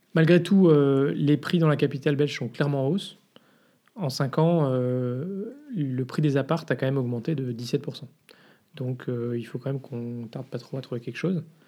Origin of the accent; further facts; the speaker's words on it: France; now in Brussels, Belgium; on est français en fait à la base